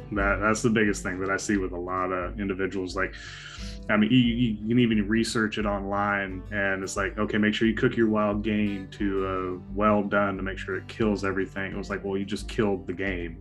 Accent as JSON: {"language": "English", "region": "Wyoming", "country": "United States", "tie": "born or raised there", "moved": "yes", "said": "I grew up in Wyoming"}